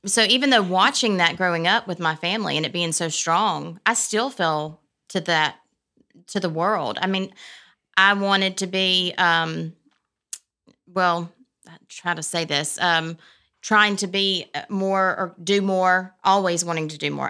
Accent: Prattville, Alabama, United States; I grew up in Prattville

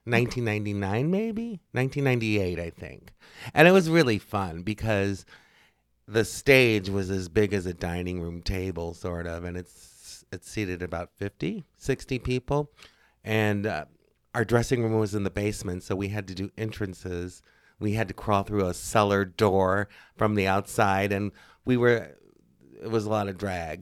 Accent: Northwest Indiana, United States; now in Chicago, United States; I am from Northwest Indiana, Uh, and I moved to Chicago many, many, many moons

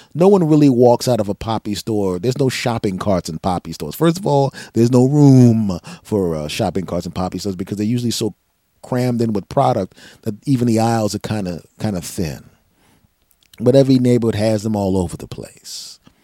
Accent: Philadelphia, Pennsylvania, United States; now in New Jersey, United States; I'm originally from Philadelphia, and I spent a lot of time in my hometown

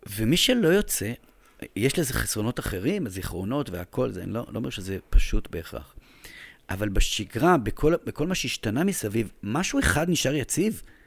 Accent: Jerusalem, Jerusalem District, Israel; moved away as an adult; now in Tel Aviv, Israel; אני ירושלמי דתי מבני עקיבא

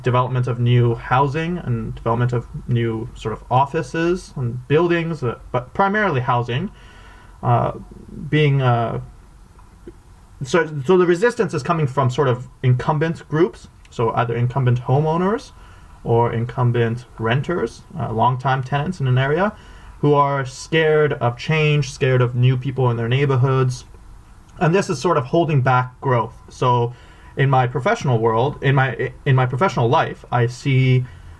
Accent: Vancouver, British Columbia, Canada; I grew up in Vancouver

